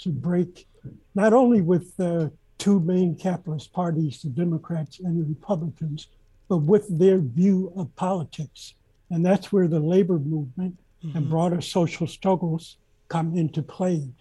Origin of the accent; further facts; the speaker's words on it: Columbus, Georgia, United States; Born and raised in Columbus, Georgia.